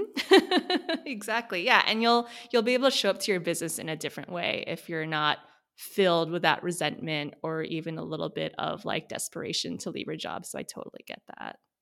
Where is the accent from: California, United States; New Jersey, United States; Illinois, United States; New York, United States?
California, United States; Sacramento; now in San Francisco, United States; I grew up in Sacramento, California, so Northern California